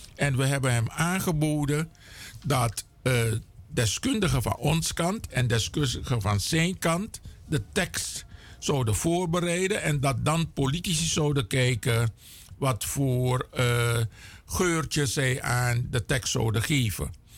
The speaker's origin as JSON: {"language": "Dutch", "country": "Suriname", "also_born_or_lived": "Cameroon (ancestry)", "said": "als Surinamer"}